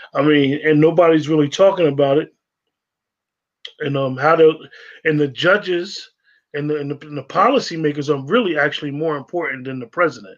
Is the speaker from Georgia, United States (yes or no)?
no; northern New Jersey, United States; growing up in New Jersey, in northern Jersey, a lot of us that went to the school systems in northern Jersey